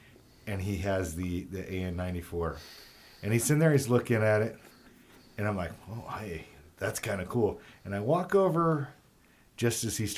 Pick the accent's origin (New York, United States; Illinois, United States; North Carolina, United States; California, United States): California, United States; Los Angeles; I grew up in Los Angeles